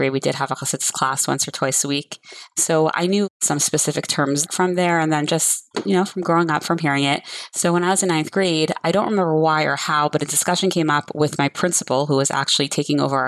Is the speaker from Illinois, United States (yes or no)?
no; Coral Springs, Florida, United States; I grew up on Shluchas here in Coral Springs, Florida